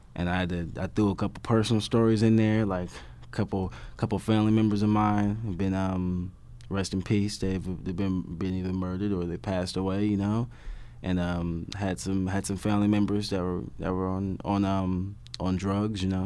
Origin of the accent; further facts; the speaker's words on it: Compton, California, United States; I'm from Compton, California, in Los Angeles, East Compton.